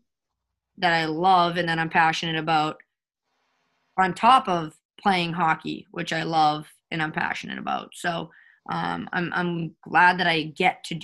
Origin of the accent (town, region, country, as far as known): Winthrop, Massachusetts, United States; born or raised there